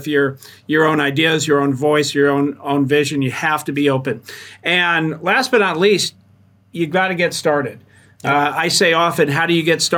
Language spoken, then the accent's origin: English; Los Angeles, California, United States; moved away as an adult; now in Arizona, United States; I grew up on the West Coast in Los Angeles, spent 55 years there